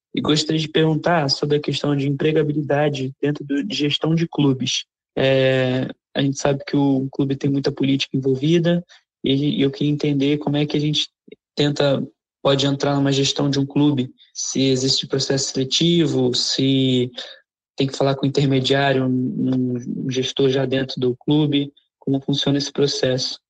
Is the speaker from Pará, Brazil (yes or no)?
no; Rio de Janeiro, Brazil; eu sou do Rio de Janeiro